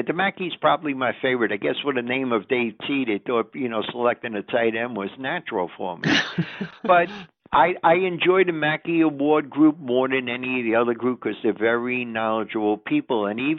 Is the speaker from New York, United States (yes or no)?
yes; New York City, New York, United States; I'm from Brooklyn, New York. You know, I come from the land of Norm Cosby.